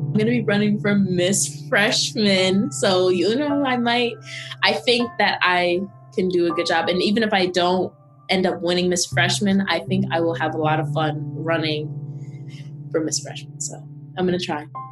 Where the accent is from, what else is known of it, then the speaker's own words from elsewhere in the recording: Jersey City, New Jersey, United States; I'm from Jersey City, New Jersey, and I go to the illustrious Howard University. My school is fully online, so I'm, I'm home